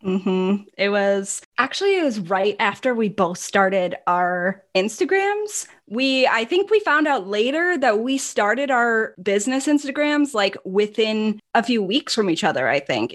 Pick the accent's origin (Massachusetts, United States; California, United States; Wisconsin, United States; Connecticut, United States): Wisconsin, United States; Milwaukee; accent: northern; also born or lived in Minnesota; I am from Milwaukee, Wisconsin, and So I have, although I hate to admit it, I do have a little bit of a northern accent.